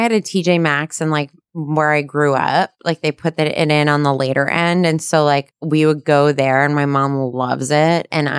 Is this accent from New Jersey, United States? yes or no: yes; New Jersey, United States; I'm from New Jersey. I'm from New Jersey.